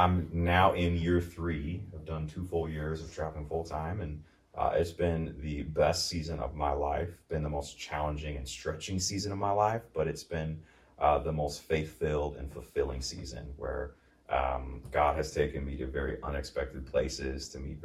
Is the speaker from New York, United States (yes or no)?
no; Eagan, Minnesota, United States; also born or lived in Burnsville, Minnesota; born and raised in Minnesota, grew up in Eagan